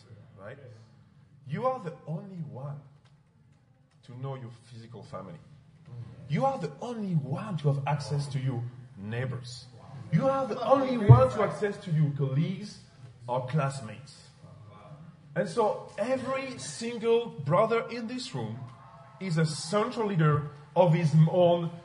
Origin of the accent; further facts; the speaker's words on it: France; English is a second language; I'm from France, of course, as you know, with my accent.